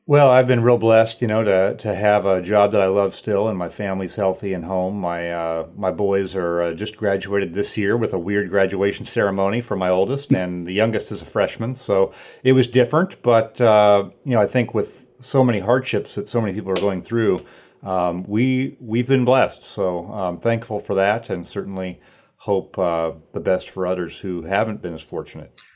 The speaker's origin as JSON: {"language": "English", "town": "Sacramento", "region": "California", "country": "United States", "tie": "born or raised there", "also_born_or_lived": "Washington", "moved": "as an adult", "said": "I grew up in Northern California, Sacramento area"}